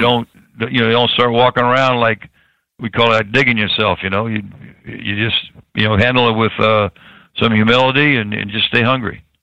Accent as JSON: {"language": "English", "town": "Tampa", "region": "Florida", "country": "United States", "tie": "born or raised there", "said": "I was born in Tampa"}